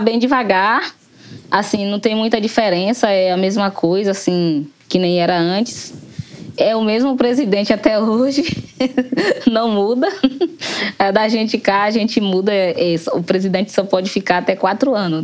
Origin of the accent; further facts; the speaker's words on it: Barrocão, southern Bahia, Brazil; moro no Barrocão, desde quando eu nasci até hoje, estou aqui no Barrocão